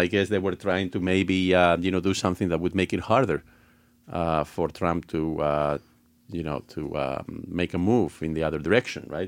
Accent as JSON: {"language": "English", "country": "Spain", "moved": "yes", "said": "I'm originally from Spain"}